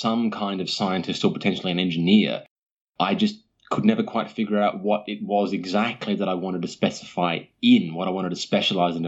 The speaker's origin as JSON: {"language": "English", "town": "Sydney", "region": "New South Wales", "country": "Australia", "tie": "born or raised there", "also_born_or_lived": "Perth", "said": "as far as my origins go, I am from Sydney primarily, although I did spend a few years of my youth living in Perth."}